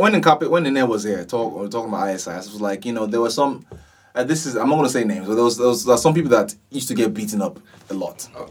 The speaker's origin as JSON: {"language": "English", "town": "Ibadan", "region": "Oyo", "country": "Nigeria", "tie": "born or raised there", "moved": "yes", "said": "We grew up in Ibadan"}